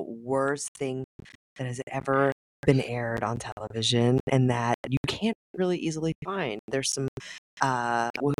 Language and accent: English; Louisiana, United States; I grew up in Louisiana